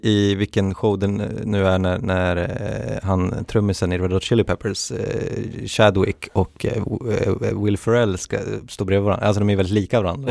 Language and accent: Swedish; Västernorrland County, Sweden; i Västernorrland där jag har jobbat på Sveriges Radio också. I, det är ju min, min, mitt hemlän